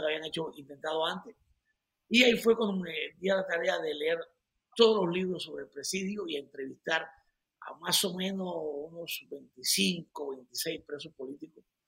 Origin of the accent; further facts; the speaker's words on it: Cuba; also born or lived in Colombia; now in United States; yo viajé por el mundo durante 26 años, 25 años, con el pasaporte cubano.